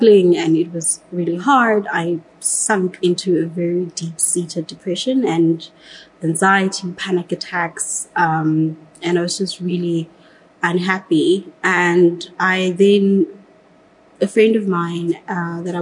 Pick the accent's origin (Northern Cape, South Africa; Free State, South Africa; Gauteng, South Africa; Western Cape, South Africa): Gauteng, South Africa; Johannesburg; I grew up in Katlehong in Johannesburg